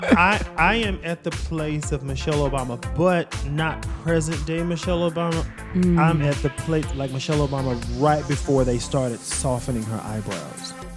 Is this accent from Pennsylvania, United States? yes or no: no; Greensboro, North Carolina, United States; I'm, I'm from Greensboro, North Carolina